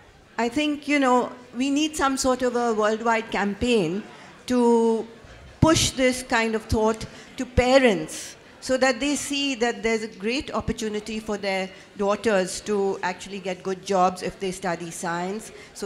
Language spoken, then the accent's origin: English; India; from India